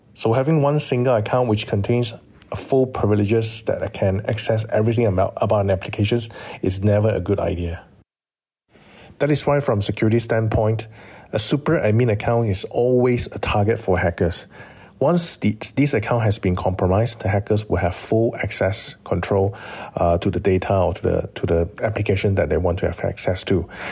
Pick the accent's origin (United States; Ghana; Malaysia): Malaysia; as a Malaysian and as a security practitioner